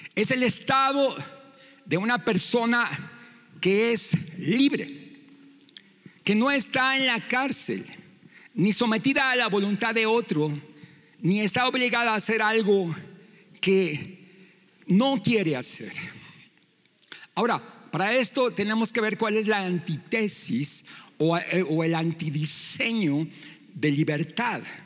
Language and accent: Spanish; Mexico; nosotros como mexicanos